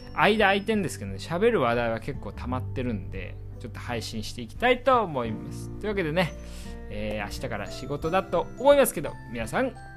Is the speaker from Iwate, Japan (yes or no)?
yes; Iwate, Japan; now in Tokyo, Japan; 私ね岩手出身なんですけど